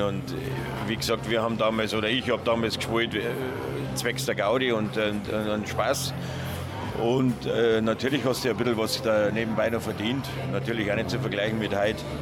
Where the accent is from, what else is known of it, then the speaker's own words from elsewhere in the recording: Munich, Bavaria, Germany; moved away as an adult; ich bin ein Münchner, ich bin in München aufgewachsen